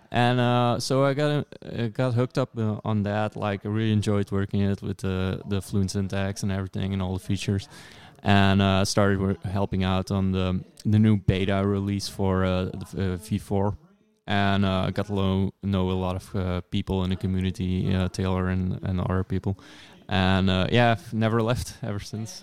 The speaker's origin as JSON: {"language": "English", "country": "Belgium", "said": "I'm from Belgium."}